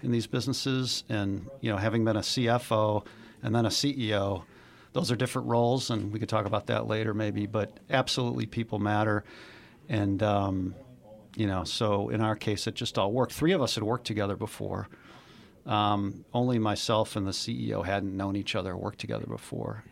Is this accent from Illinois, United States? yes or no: yes; Chicago, Illinois, United States; I grew up in Chicago, born and raised